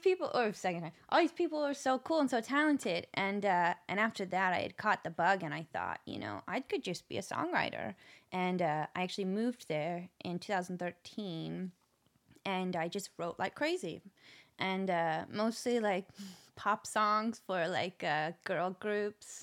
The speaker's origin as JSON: {"language": "English", "town": "Nashville", "region": "Tennessee", "country": "United States", "tie": "born or raised there", "said": "I'm actually from Nashville"}